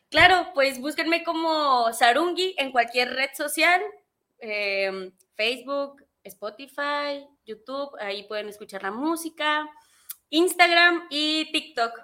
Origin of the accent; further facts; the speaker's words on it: Teocaltiche, Jalisco, Mexico; a los seis años fue mi primera presentación al público con un mariachi en, en mi pueblo hermoso Teocaltiche, Jalisco.